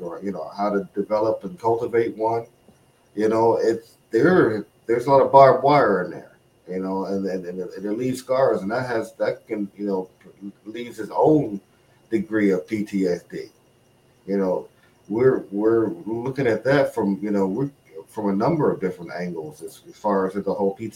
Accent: Chicago, Illinois, United States; moved away as an adult; also born or lived in Okinawa; now in New England, United States; from Chicago, born and raised

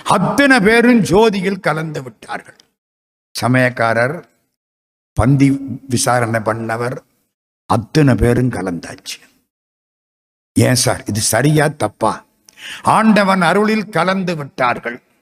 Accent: Madurai, Tamil Nadu, India; நான் மதுரைக்காரன் ஐம்பது வருஷமா மதுரையில் இருக்கேன்

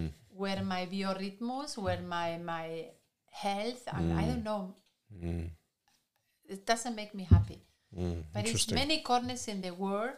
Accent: Galicia, Spain; English is a second language; moved away as an adult; also born or lived in Madrid, Spain; now in Germany; It's very similar to Galicia, to my corner in Spain.

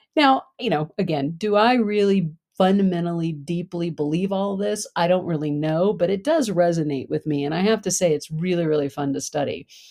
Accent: United States; also born or lived in Germany; I'm from the United States

